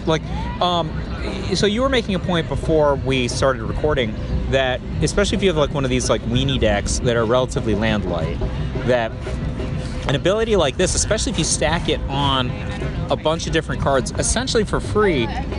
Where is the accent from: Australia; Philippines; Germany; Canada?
Philippines; now in United States; I was born in the Philippines.